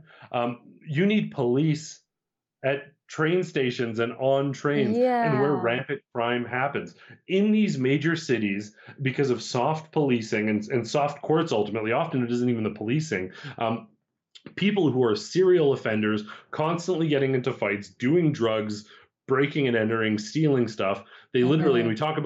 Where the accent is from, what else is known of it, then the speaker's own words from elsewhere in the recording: Alberta, Canada; growing up in Alberta